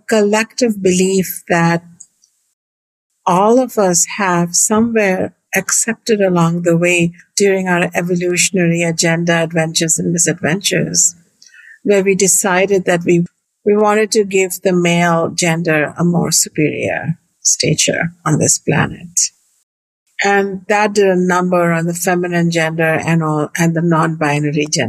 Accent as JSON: {"language": "English", "country": "India", "tie": "born or raised there", "moved": "as an adult", "lives_now": "United States", "said": "I was born in India 55 years ago in a beautiful family"}